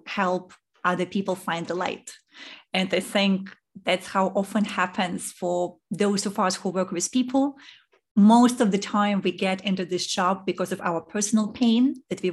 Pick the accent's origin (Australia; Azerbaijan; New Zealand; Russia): Russia; Saint Petersburg; moved away as an adult; also born or lived in Zurich / New York; now in Singapore; I was born in Russia in St. Petersburg, and this is where I grew up. And then when I was 21, I left